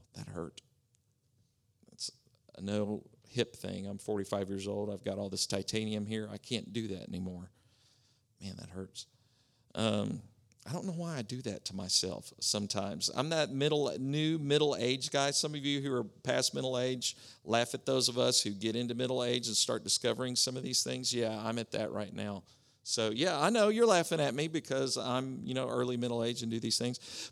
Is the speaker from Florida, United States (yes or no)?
no; Oklahoma, United States; moved away; It's where I grew up in Oklahoma.